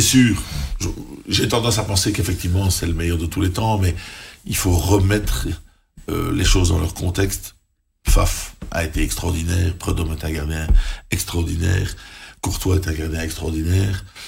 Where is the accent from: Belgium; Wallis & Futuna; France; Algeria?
Belgium; quand on est belge